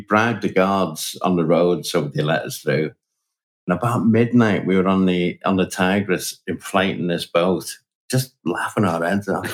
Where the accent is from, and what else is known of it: Liverpool, North West England, United Kingdom